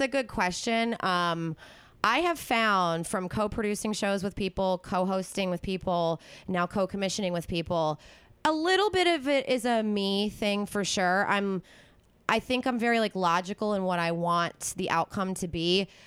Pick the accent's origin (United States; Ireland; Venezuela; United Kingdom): United States; East Coast; I'm from the East Coast